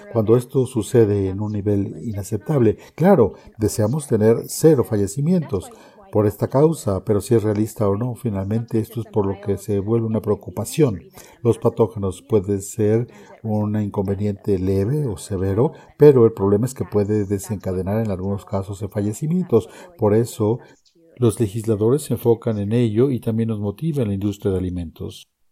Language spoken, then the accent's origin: Spanish; College Station, Texas, United States; also born or lived in Abilene, Texas / Kansas; nací, me crié en Texas, soy de una ciudad que no necesariamente tiene una base agrícola, es decir, College Station